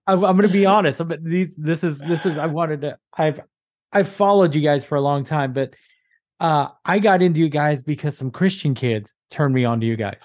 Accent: Corsicana, Texas, United States; now in New Jersey, United States; I grew up in Texas. I'm from Texas

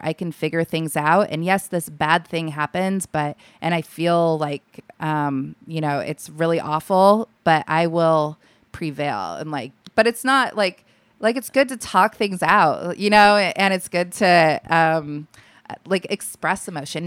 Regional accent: Alaska, United States; I was born and raised there

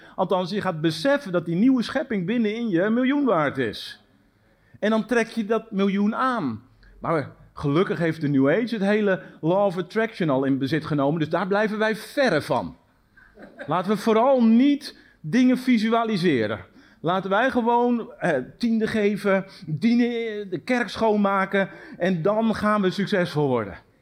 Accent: Netherlands; ons als Nederlanders

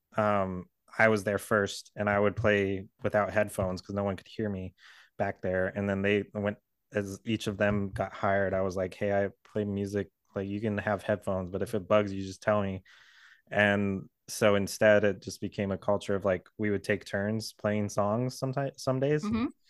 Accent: Southern California, United States; We grew up in California

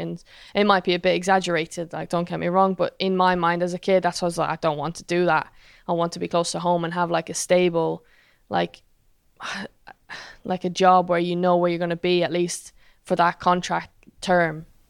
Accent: Ireland

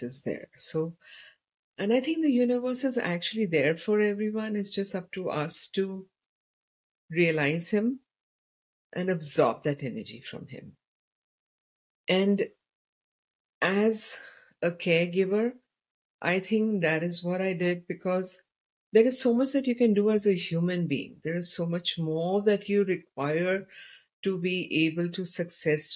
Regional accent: India; I come from India

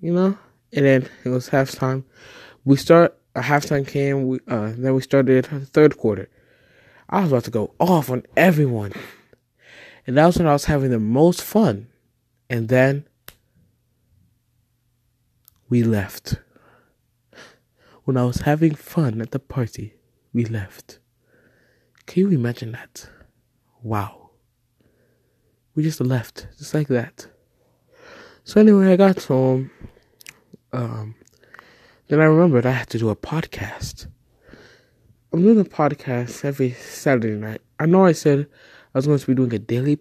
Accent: Nigeria; now in United States; I am a Nigerian prince, but I'm staying here in the US.

